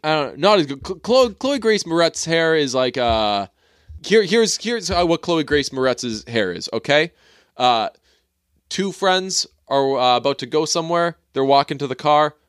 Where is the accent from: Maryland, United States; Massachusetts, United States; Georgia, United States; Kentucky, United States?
Massachusetts, United States; Boston suburbs; I'm from the burbs. So I'm not really from Boston